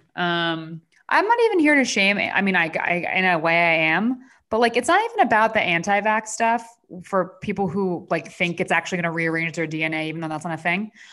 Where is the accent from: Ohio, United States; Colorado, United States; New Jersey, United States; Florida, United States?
New Jersey, United States; now in Los Angeles, United States; New Jersey, my home state